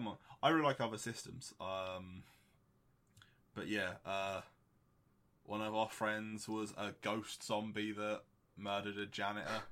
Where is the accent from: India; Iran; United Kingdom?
United Kingdom